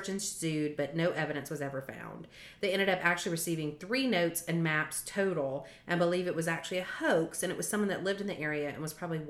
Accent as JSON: {"language": "English", "town": "Morrow", "region": "Georgia", "country": "United States", "tie": "born or raised there", "also_born_or_lived": "Cherokee County, Georgia", "said": "I grew up in Morrow in Clayton County."}